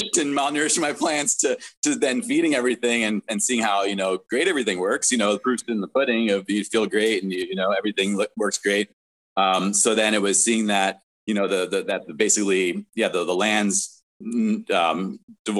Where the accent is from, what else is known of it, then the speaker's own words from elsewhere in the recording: New York, United States; also born or lived in South Africa / Florida; now in West Coast, United States; I was born in South Africa. I grew up in New York and then lived in Florida for a little while before coming out to the West Coast